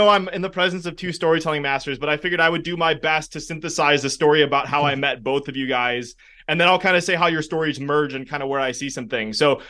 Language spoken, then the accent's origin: English; Milwaukee, Wisconsin, United States; we started hanging out because we're both from the Milwaukee area.